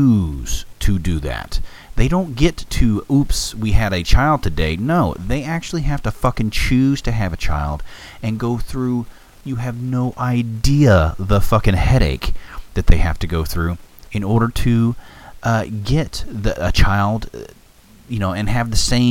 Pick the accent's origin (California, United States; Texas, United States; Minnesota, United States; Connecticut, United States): Texas, United States; I'm a Texan